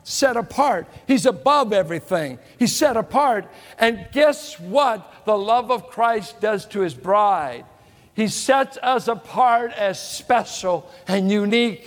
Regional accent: Richmond, California, United States; also born or lived in San Pablo, California; as a boy growing up in Richmond and San Pablo

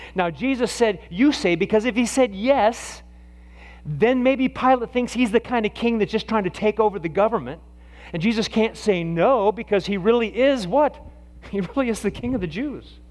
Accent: Nebraska, United States; when I was a kid growing up in Nebraska

